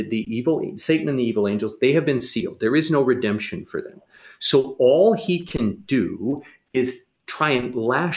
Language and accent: English; St. Louis, Missouri, United States; I grew up in St. Louis